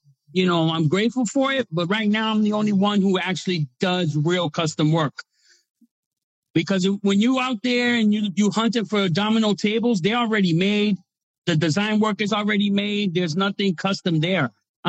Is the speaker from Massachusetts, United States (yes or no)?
yes; Boston, Massachusetts, United States; I'm from Boston, Massachusetts.